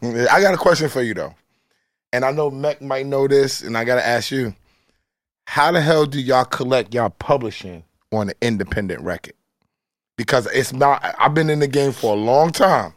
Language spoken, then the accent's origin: English; New York City, New York, United States; I'm from South Jamaica, Queens